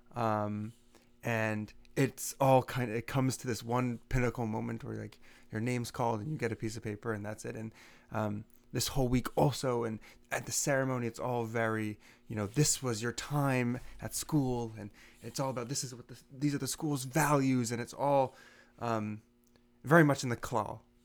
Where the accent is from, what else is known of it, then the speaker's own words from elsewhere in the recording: Seattle, Washington, United States; moved away; I'm from Seattle